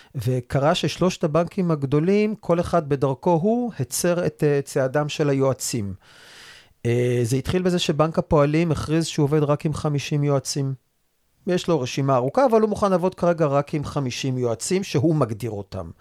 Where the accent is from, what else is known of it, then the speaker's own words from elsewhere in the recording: Rehovot, Central District, Israel; also born or lived in Re'ut; now in Rosh HaAyin, Israel; ובמקור אני נולדתי וגדלתי ברחובות. גר היום בראש העין